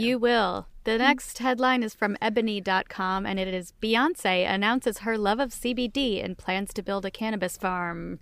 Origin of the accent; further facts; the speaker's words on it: Southington, Connecticut, United States; moved away; My hometown of Southington, Connecticut is famous for their apple fritters